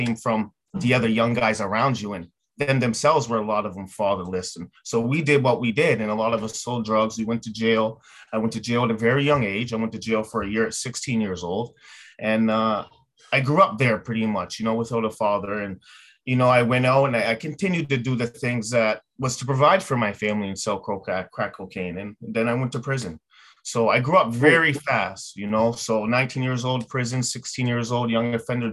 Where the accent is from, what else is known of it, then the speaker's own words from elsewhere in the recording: Yarmouth, Nova Scotia, Canada; moved away as an adult; also born or lived in Halifax, Canada; now in Ontario, Canada; I grew up in Yarmouth, Nova Scotia